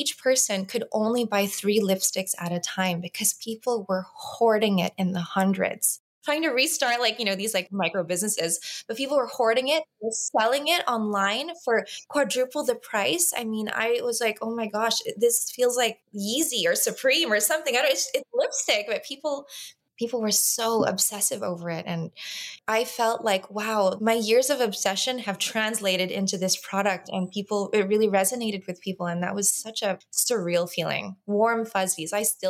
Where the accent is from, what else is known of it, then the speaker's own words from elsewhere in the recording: Los Angeles, California, United States; I grew up in Los Angeles. I've always been the American cousin.